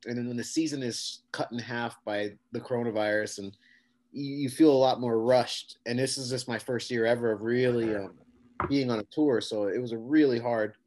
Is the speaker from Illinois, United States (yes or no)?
no; San Diego, California, United States; I'm from San Diego.